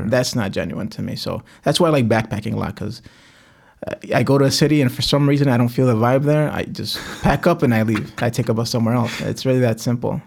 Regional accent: Cicero, Illinois, United States; also born or lived in Back of the Yards, Chicago; I grew up in Cicero. I, I, we, I was born in back of the yards

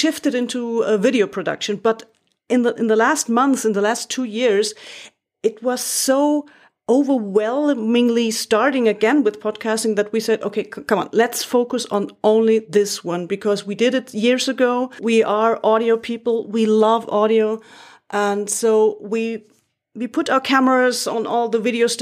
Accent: Munich, Bavaria, Germany; English is a second language; also born or lived in Frankfurt am Main, Germany / Berlin, Germany / Ottobrunn, Germany; I was born and raised in Munich

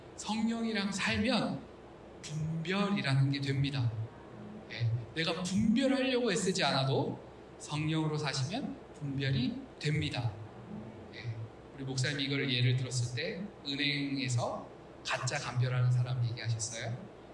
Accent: South Korea; 우리 한국인들

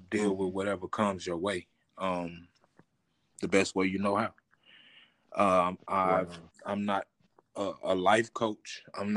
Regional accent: Terrell, Texas, United States; We started in the South. Actually, I was born in Terrell, Texas.

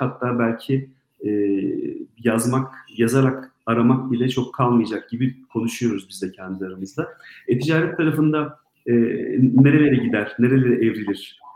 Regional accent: Southeastern Anatolia, Turkey; Ben Güneydoğuluyum.

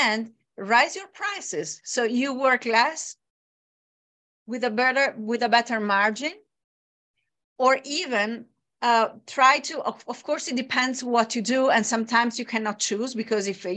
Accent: Bologna, Emilia-Romagna, Italy; my hometown, Bologna.

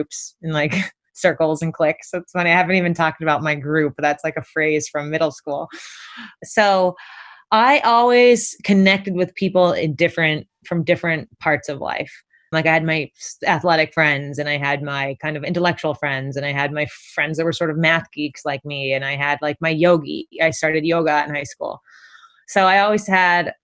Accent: Concord, California, United States; moved away as an adult; also born or lived in Portland, Oregon / Walnut Creek, California / Santa Barbara, California; now in New York City, United States; I was born in Portland, Oregon, but when I was three, I moved to the Bay Area. So I grew up in Concord and Walnut Creek, which is in the Bay, East Bay.

